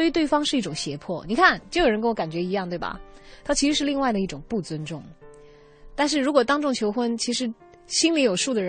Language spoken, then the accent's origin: Chinese; China; 就我们中国人的面子观点，可能哪怕我表面把这个情绪安抚下去